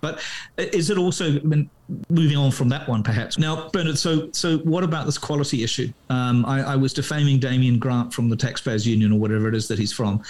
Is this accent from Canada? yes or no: no; Christchurch, Canterbury, New Zealand; I was born in Christchurch